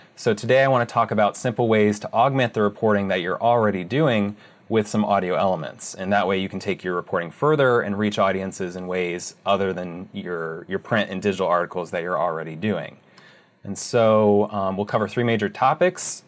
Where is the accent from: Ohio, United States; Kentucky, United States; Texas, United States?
Ohio, United States; moved away as an adult; also born or lived in Arizona; I'm originally from Ohio